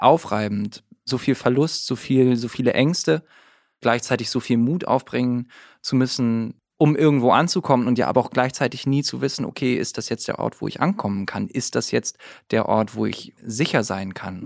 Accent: Northern Germany, Germany; ich als Norddeutscher

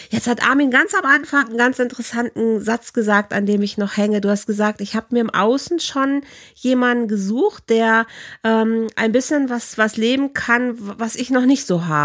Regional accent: Rhineland, Germany; also born or lived in Bielefeld

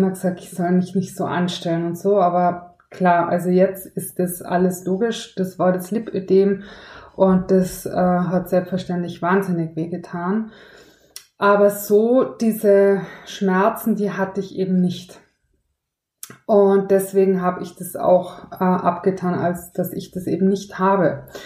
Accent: Tyrol, Austria; ich bin ja in Tirol aufgewachsen

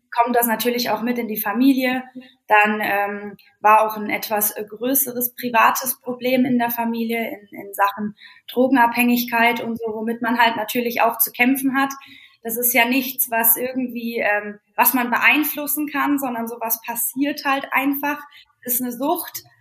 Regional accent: Bavaria, Germany; Also ich selbst bin 29, ganz frisch jetzt und ja, ich bin aufgewachsen im bayerischen Wald

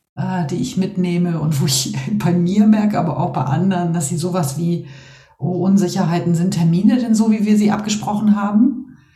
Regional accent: Northern Germany, Germany; als Norddeutsche

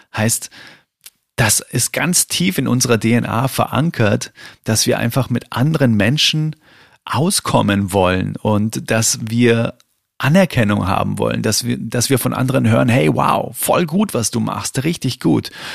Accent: Bavaria, Germany; bei uns in Bayern

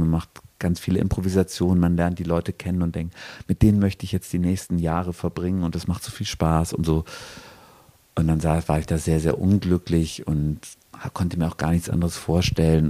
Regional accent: Regensburg, Bavaria, Germany; now in Bochum, Germany; ich komme aus Regensburg, das ist so eine Stadt, die ist sehr, sehr schön

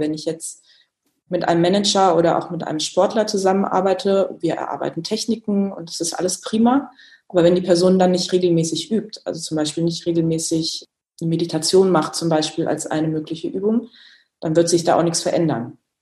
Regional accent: Kassel, Hesse, Germany; Das war alles in Kassel, wo ich gebürtig herkomme

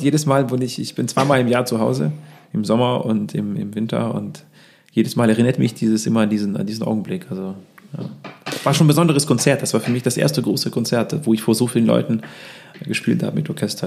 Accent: Russia; also born or lived in Lübeck, Germany; now in Munich, Germany; wir kommen ja zwar aus Russland, aber ich war seit vielen, vielen Jahren nicht mehr in Russland

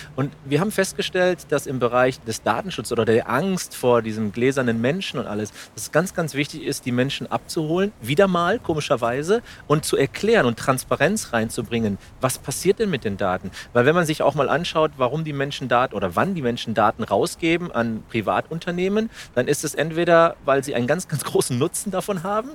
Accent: Spain; now in Germany; Spanien ist, soweit ich weiß, als Spanier auch ein Land in der EU

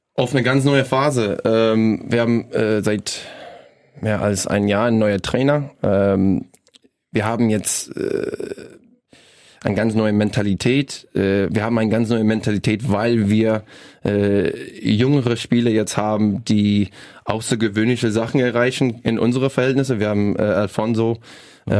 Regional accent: British Columbia, Canada; German is a second language; moved away as an adult; now in Rostock, Germany; bei uns, äh, bei meiner, in meiner Heimat

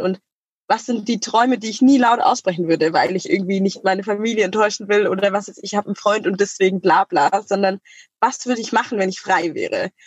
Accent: Germany; in Deutschland, da, wo ich aufgewachsen bin

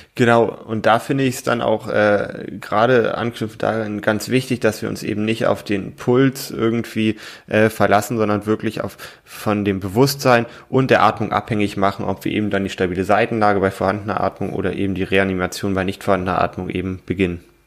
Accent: Germany; bei uns in Deutschland

